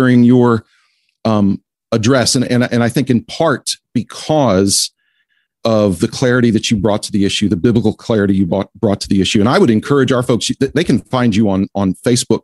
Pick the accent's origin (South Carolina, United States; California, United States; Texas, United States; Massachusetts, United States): Texas, United States; I'm from Texas.